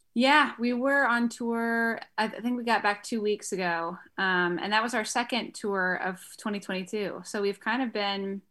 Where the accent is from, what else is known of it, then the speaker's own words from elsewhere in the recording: Greensboro, North Carolina, United States; I'm from North Carolina